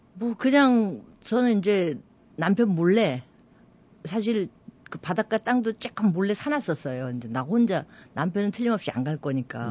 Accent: Seoul, South Korea; moved away as an adult; also born or lived in Goseong County, South Gyeongsang; 서울서 이제 쭉 살았었거든요. 제가 서울에. 원래 네. 서울 토백이

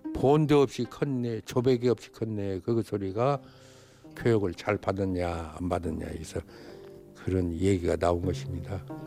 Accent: Buan, North Jeolla, South Korea; now in Jeonju, South Korea; 고향은 전라북도 부안 주산민이고요

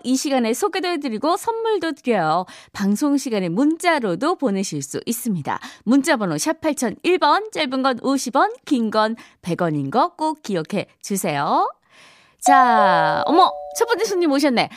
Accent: Daegu, South Korea; moved away; 저도 예전에 고향이 대구라서

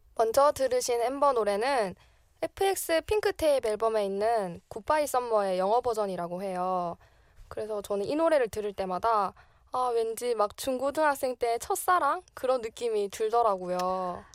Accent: Masan, South Gyeongsang, South Korea; born or raised there; moved away as an adult; now in Seoul, South Korea

